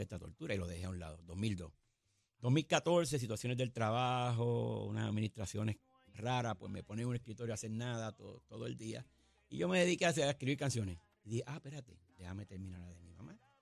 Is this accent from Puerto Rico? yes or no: yes; Caguas, Puerto Rico; En mi pueblo de Cagua